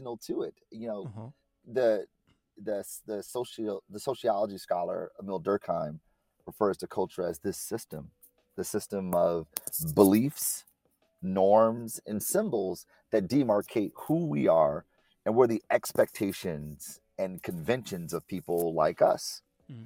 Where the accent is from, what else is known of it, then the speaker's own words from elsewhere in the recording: Detroit, Michigan, United States; born and raised in Detroit.